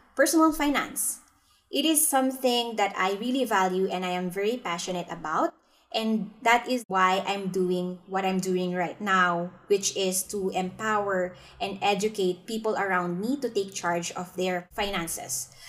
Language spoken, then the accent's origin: English; Philippines; now in Singapore; I'm from the Philippines, but I'm currently practicing my financial advisory business here in Singapore